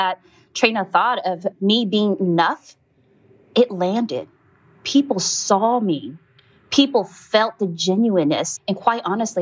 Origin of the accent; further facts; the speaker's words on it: Stockton, California, United States; moved away as an adult; now in Oakland, United States; I was born and raised in Stockton, California, just about an hour away from Oakland here.